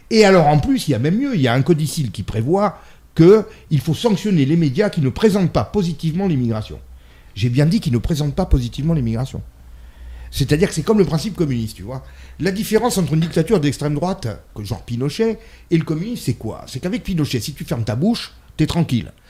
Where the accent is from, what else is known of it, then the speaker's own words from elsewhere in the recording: Italy; Moi, je suis une, femme, je suis une mère, je suis une italienne et je suis chrétienne.